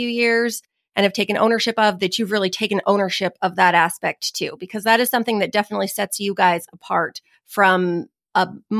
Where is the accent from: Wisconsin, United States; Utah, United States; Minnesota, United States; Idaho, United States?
Idaho, United States; Southern; I'm also from Southern Idaho